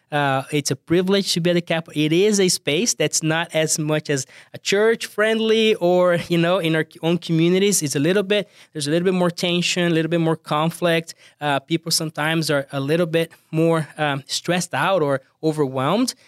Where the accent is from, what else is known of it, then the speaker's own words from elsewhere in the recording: Brazil; accent: thick accent; English is a second language; moved away; I'm from Brazil, as you, uh, can tell, I have a, a thick accent